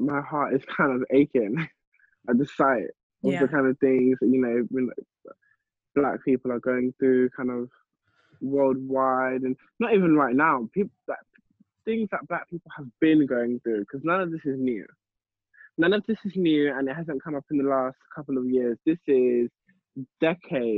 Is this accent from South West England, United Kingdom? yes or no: no; London, United Kingdom; growing up in London